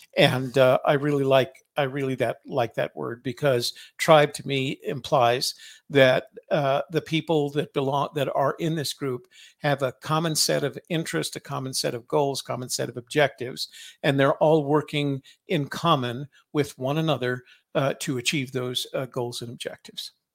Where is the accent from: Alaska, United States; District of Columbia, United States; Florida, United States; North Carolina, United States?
District of Columbia, United States; Washington; I was from Washington, D C